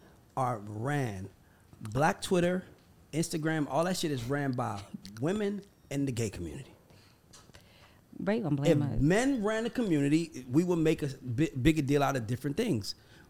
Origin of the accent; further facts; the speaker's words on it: Atlanta, Georgia, United States; well, I'm from Atlanta.